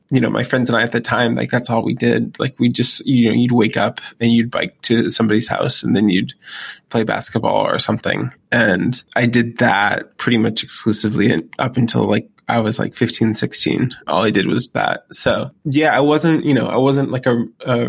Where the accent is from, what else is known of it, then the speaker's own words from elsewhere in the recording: Waterville, Maine, United States; also born or lived in Columbus, Ohio; My dad went to Maine and got a job as an optometrist in this little town called Waterville, Maine. And we moved into a few different apartments when I got there.